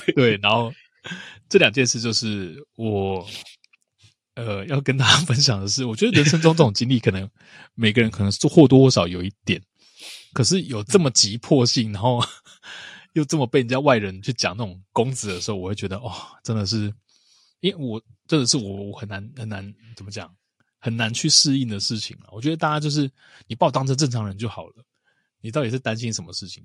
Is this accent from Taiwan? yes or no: yes; Taiwan; 其实我是台湾人